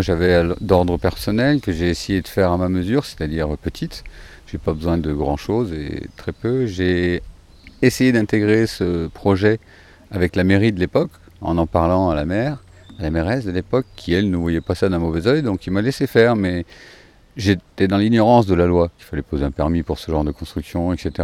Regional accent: France; moved away as an adult; j'avais besoin de revenir dans ma terre natale déjà, trouver ma famille

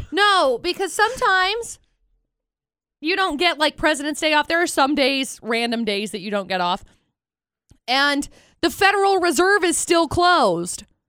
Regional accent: Tremonton, Utah, United States; now in Logan, United States; where I grew up in Tremont

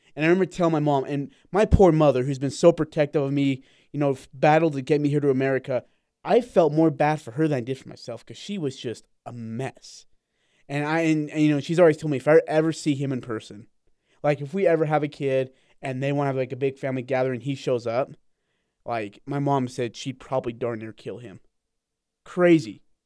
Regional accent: India; moved away; I'm from India

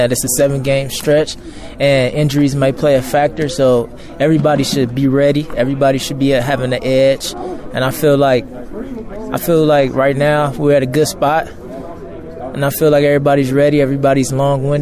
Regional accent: Los Angeles, California, United States; moved away; I went home in my hometown, Los Angeles, California

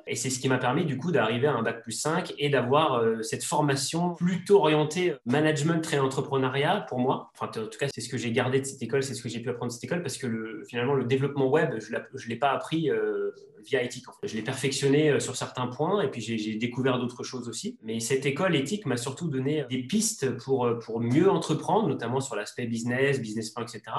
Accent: Savoie, Auvergne-Rhône-Alpes, France; de ma région natale, qui est la, la Savoie

